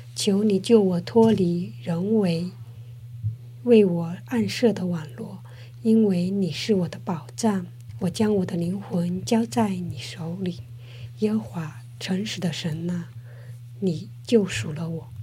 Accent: southern China, China; moved away as an adult; now in South Korea; 我是南方人

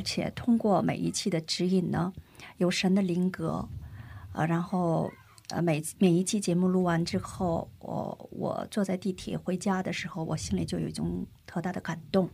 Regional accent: China; also born or lived in South Korea; 我出生在中国，生在中国

